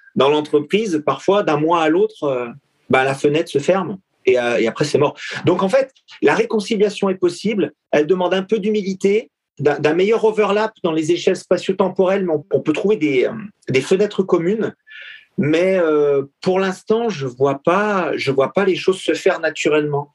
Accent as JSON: {"language": "French", "country": "France", "said": "nous en tant que Français"}